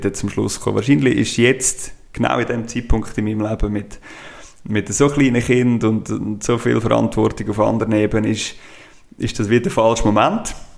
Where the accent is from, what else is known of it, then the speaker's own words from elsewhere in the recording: Brunnen, Schwyz, Switzerland; also born or lived in Geneva / St. Gallen / Zurich / Thalwil; Brunnen aufgewachsen